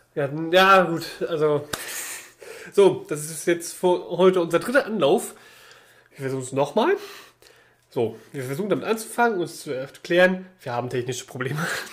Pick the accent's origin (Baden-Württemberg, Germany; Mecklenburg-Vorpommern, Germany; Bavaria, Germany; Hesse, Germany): Mecklenburg-Vorpommern, Germany; now in Berlin, Germany; bei uns in Mecklenburg-Vorpommern war das anders. Da geht die Grundschule nicht bis zur sechsten Klasse, sondern nur wie es sein soll bis zur vierten